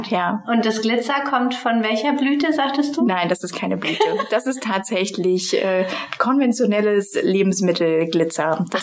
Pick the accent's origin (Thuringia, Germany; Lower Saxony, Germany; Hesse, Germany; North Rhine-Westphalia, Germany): Thuringia, Germany; moved away; also born or lived in Potsdam; ich komme gebürtig aus Thüringen, ich bin quasi mit der Bratwurst